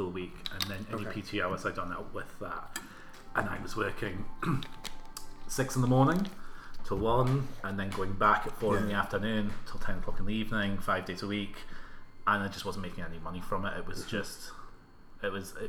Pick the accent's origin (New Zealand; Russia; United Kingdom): United Kingdom; Berwick-upon-Tweed, North East England